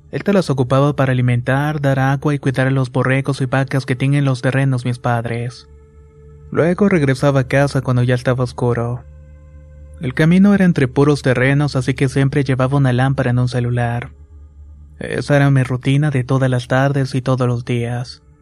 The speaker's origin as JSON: {"language": "Spanish", "region": "Veracruz", "country": "Mexico", "tie": "born or raised there", "said": "Soy originario de Veracruz y vivo en una comunidad del municipio de Santiago Tuxtra."}